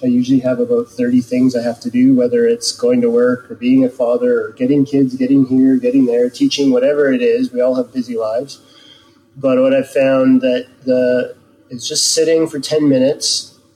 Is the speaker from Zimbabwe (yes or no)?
no; Canada; moved away as an adult; also born or lived in Edmonton, Canada; now in Whangarei, New Zealand; I spent, you know, 30 some years growing up in Canada